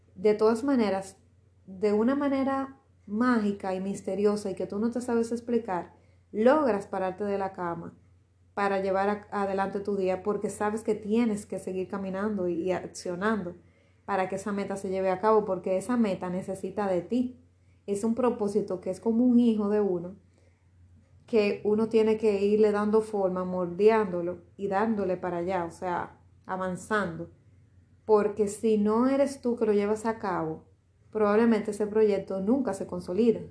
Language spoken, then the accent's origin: Spanish; Dominican Republic; Aquí en, mi país, en Dominicana